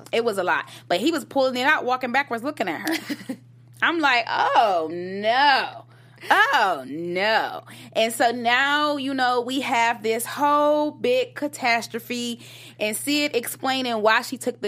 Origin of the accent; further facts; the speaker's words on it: Detroit, Michigan, United States; moved away; I was from Detroit